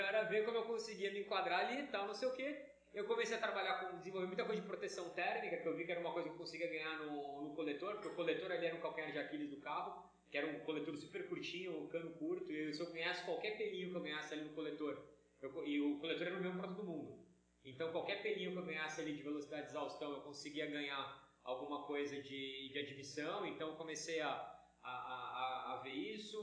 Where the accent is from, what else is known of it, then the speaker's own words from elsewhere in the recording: Praia Grande, São Paulo, Brazil; sou cria da Praia Grande aqui